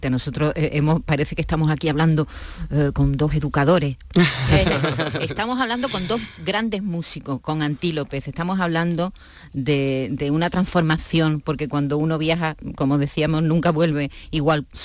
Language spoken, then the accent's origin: Spanish; La Línea de la Concepción, Andalusia, Spain; Y yo soy de la línea